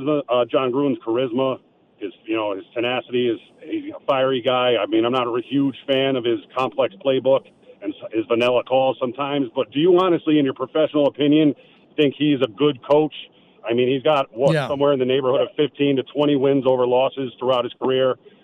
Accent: Connecticut, United States; I'm from Connecticut. I'm 40 years old

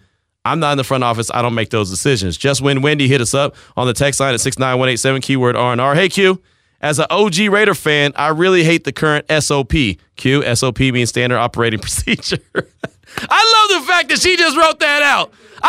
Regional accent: Barstow, California, United States; Well, I'm not really from Vegas. I mean, you know, I just grew up right outside. I'm from Barstow, yeah.

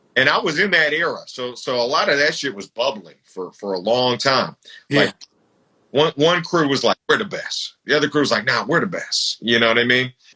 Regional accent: Bay Area, California, United States; I was from the Bay Area

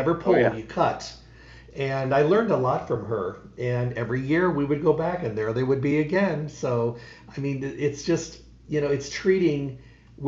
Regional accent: Midwest, United States; when I was a kid growing up in the Midwest

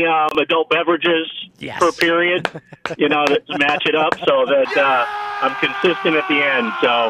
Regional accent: Michigan, United States; now in Las Vegas, United States; I'm from Michigan, so I grew up with the Red Wings

